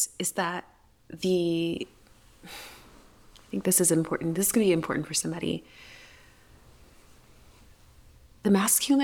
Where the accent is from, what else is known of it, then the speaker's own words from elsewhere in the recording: the South, United States; My neck of the woods.